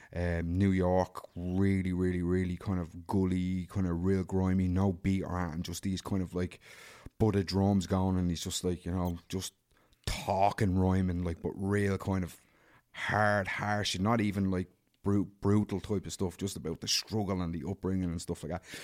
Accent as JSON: {"language": "English", "town": "Dublin", "region": "Leinster", "country": "Ireland", "tie": "born or raised there", "said": "I grew up in Darndale"}